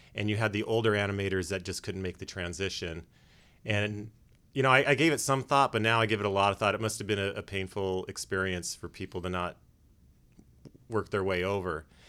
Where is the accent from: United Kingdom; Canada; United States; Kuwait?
United States; Los Angeles, California; I was born and raised in North Hollywood